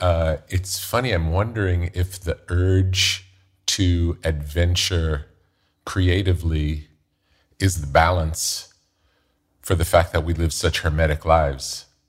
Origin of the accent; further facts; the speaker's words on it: New York, United States; growing up in New York